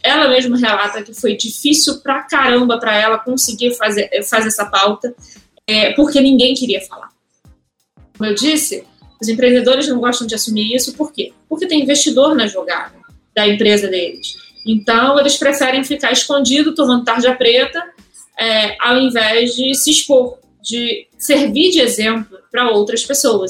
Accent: Rio de Janeiro, Brazil; Sou do Rio, como vocês perceberam meu sotaque.

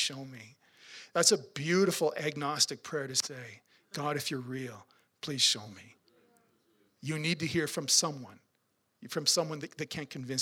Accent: Swift Current, Saskatchewan, Canada; I'm from Swift Current

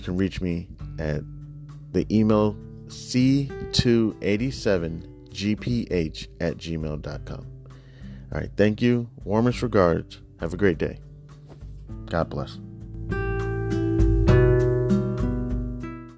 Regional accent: Midwest, United States; I come from the Midwest

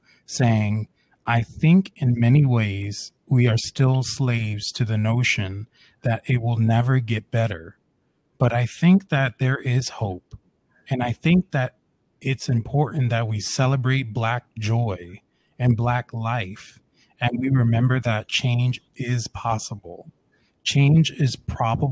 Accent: United States; we are a free people, and we are counted as full American citizens under the law

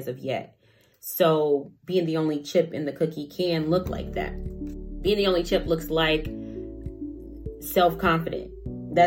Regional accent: Chicago, Illinois, United States; moved away as an adult; now in Des Moines, United States; I am from Chicago. I came to Des Moines a while ago to go to school, college

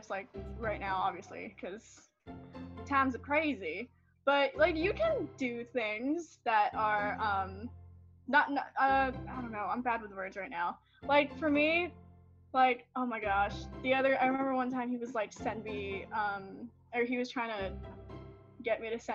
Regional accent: Philippines; moved away; I was born in the Philippines

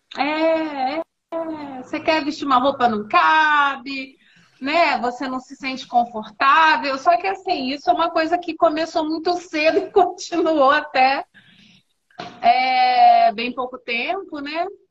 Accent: Rio de Janeiro, Brazil; now in Ribeirão Preto, Brazil; em Ribeirão Preto, sou carioca

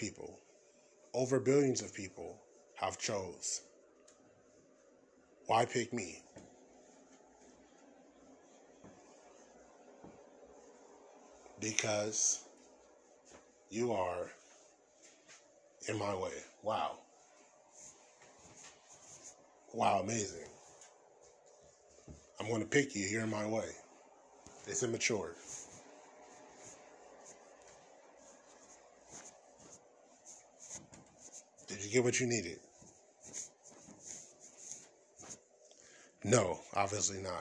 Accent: United States; I was born in America

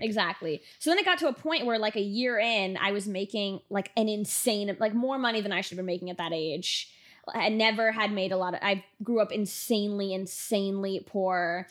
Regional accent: Miami, Florida, United States; moved away as an adult; now in Los Angeles, United States; born and raised in Miami, went straight from there to L A when I moved here five years ago

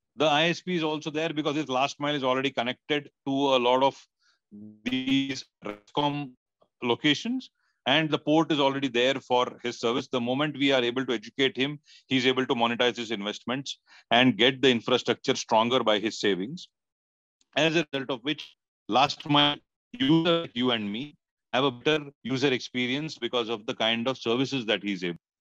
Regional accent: India; as an Indian

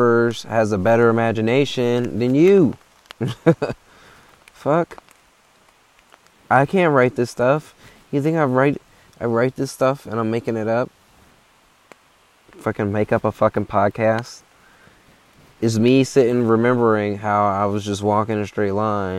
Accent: Chicago, Illinois, United States; I'm from Chicago

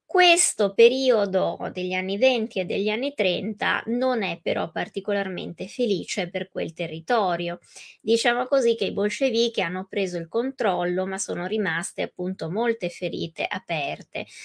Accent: Italy; per noi italiani, italofoni

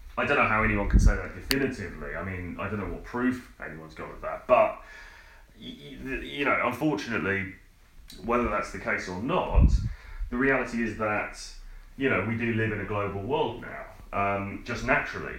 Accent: United Kingdom; also born or lived in London; I'm a British guy. I'm standing in an apartment in in London

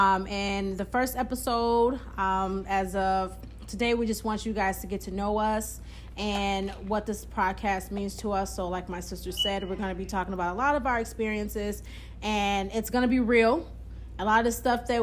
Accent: Minnesota, United States; I am 28, and I'm from Minnesota, what people call the coldest state

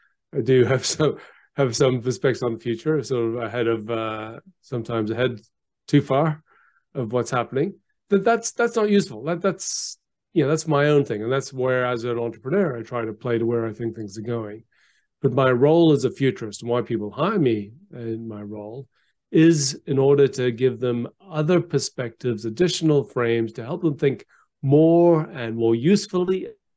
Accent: Geneva, Switzerland; also born or lived in Canberra, Australia; So I was born in Canberra, but I left very young. My father was I got a job with the United Nations. So I went to Geneva and went to the International School of Geneva.

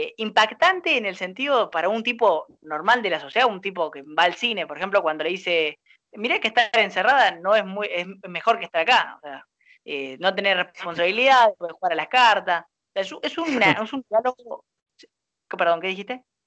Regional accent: Argentina; apasionado que somos los argentinos

